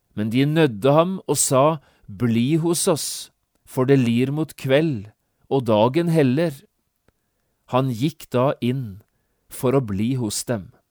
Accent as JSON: {"language": "Norwegian", "country": "Norway", "said": "vi er nordmenn og vi tenker som nordmenn"}